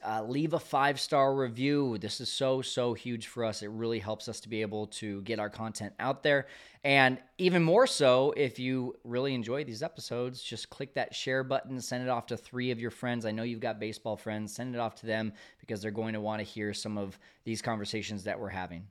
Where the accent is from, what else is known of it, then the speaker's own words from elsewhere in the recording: Fresno, California, United States; I'm from Fresno.